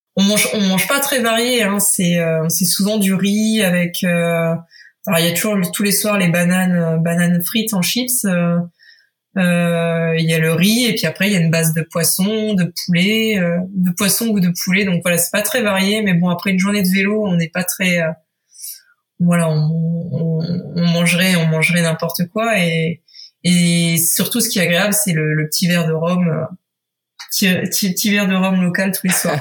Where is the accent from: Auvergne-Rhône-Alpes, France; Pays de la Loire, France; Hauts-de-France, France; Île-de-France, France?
Hauts-de-France, France; Picardy; moved away as an adult; now in Paris, France; Je viens de Picardie, euh, et je me suis installée à Paris